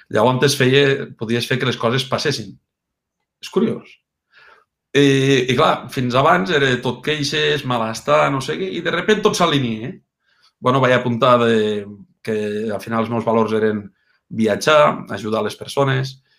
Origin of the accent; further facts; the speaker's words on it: Mollerussa, Catalonia, Spain; A Mollerussa. Mollerussa, Lleida, i Catalunya.